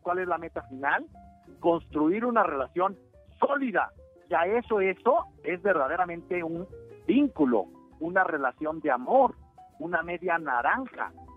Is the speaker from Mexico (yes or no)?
yes; Mexico; Los mexicanos somos muy creativos y muy chingones